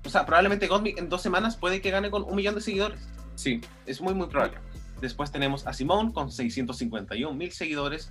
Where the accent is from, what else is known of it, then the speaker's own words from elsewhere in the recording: Chile; Nosotros quizás como chilenos